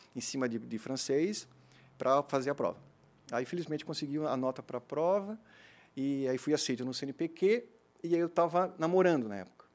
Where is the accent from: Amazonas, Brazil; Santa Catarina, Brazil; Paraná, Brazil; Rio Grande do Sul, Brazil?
Santa Catarina, Brazil; Blumenau; also born or lived in Gaspar / Florianópolis; eu nasci em Gaspar, né? Uhum. Fiz todos os meus estudos aqui em Blumenau. Né? Eu vim para cá fazer minha quinta série no Santo Antônio, fiquei até o terceirão aqui